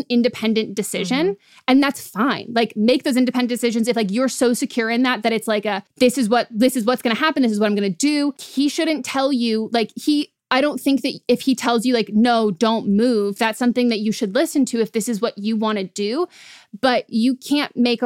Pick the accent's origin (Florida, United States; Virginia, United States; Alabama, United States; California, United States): California, United States; I'm from California